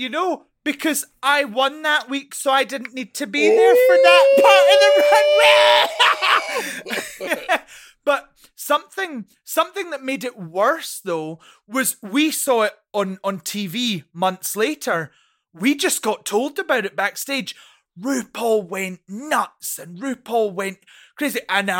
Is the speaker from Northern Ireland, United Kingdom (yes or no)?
no; Scotland, United Kingdom; I come from the Scottish drag scene where there isn't a lot of money.